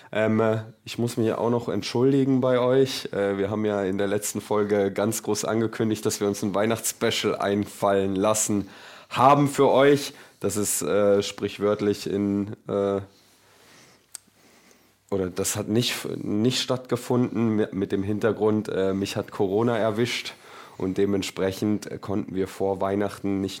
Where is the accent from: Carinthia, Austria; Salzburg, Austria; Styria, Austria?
Salzburg, Austria; Genau, ich bin ja aus Salzburg.